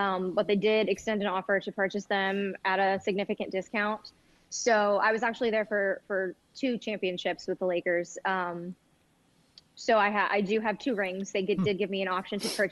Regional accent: Denver, Colorado, United States; moved away as an adult; also born or lived in California / Tucson / Los Angeles; now in St. Louis, United States; I grew up in Denver. I was born in California, but I guess you could say my formative years were in the suburbs of Denver

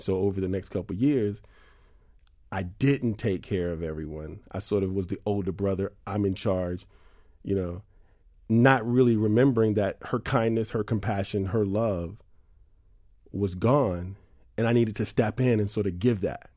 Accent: New York City, New York, United States; I grew up in New York City.

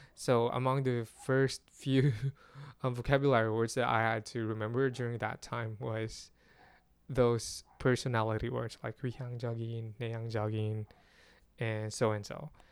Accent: Philippines; as a Filipino

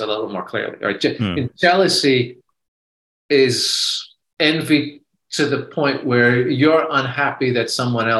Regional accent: New York, United States; My father comes from the Midwest and I grew up in New York

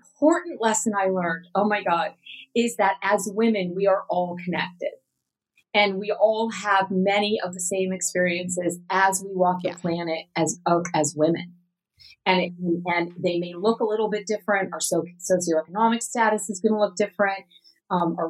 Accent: West Coast of the United States, United States; moved away as an adult; also born or lived in Atlanta, Georgia; growing up on the West Coast and the Western part of the United States

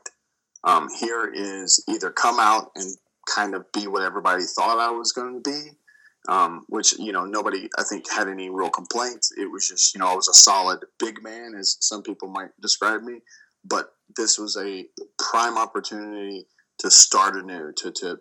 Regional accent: Dallas, Texas, United States; at the American Airlines Center in Dallas, Texas, which was really special for me because, like you said, it's in my home state, it's in my hometown

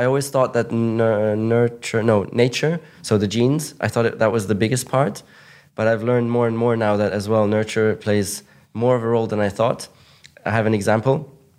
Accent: Monaco; English is a second language; I grew up in Monaco, which is one of the richest places in the world. And it's like a kind of rich cocoon, you know?

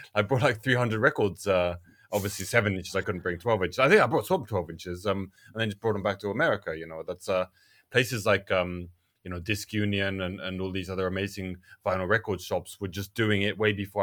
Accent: England, United Kingdom; now in Tokyo, Japan; as an English person

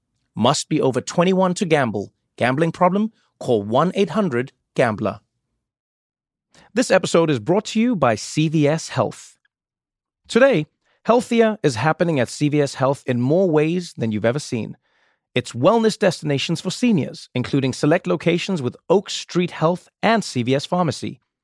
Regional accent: South Africa; I grew up in South Africa, but I had to learn different languages, different accents, different cultures, different.

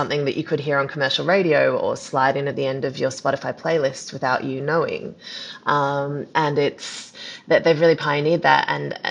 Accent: Australia; I'm Australian

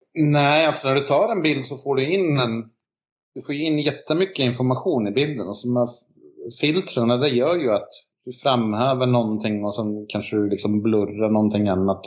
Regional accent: Finland; now in Sweden; jag är ju finne

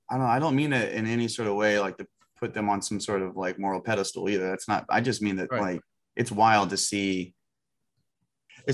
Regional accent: United States; as an American

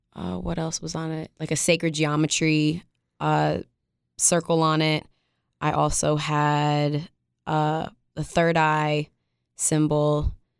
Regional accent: upstate New York, United States; I'm from upstate New York

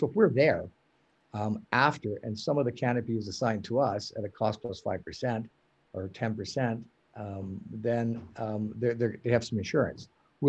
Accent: Western Canada, Canada; I mean, I'm from Western Canada

